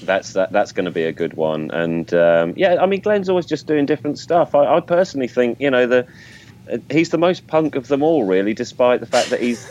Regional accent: England, United Kingdom; I'm English

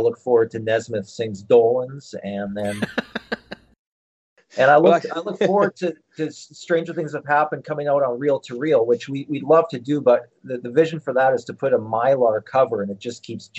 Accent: Philadelphia, Pennsylvania, United States; born there; I was born in Philadelphia. When I was 15 years old, I returned to the city of my birth for my first … convention

